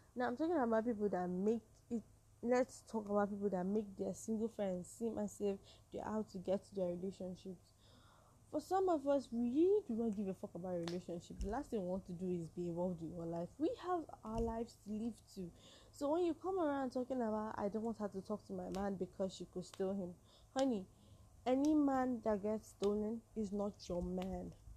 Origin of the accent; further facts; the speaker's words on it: Nigeria; I'm a Nigerian woman